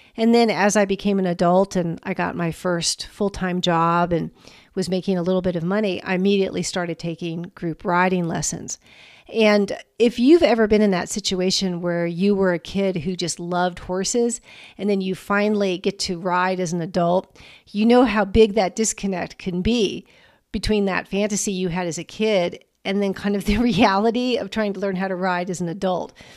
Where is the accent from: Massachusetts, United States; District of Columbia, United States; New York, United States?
District of Columbia, United States; Washington; I grew up in the Washington, D C area